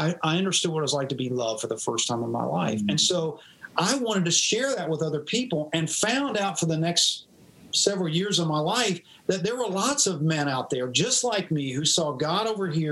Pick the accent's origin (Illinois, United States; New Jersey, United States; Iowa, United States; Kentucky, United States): Kentucky, United States; Louisville; also born or lived in East Tennessee; now in Charlotte, United States; I grew up in Louisville, Kentucky